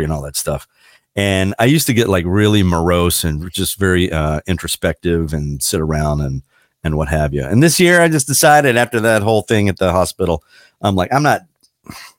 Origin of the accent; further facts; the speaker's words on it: Frederick, Maryland, United States; moved away; You're coming to my hometown